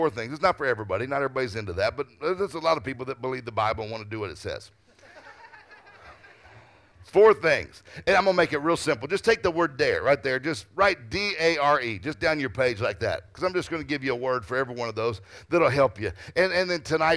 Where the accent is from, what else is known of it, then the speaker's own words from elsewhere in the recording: Mississippi, United States; I'm from Mississippi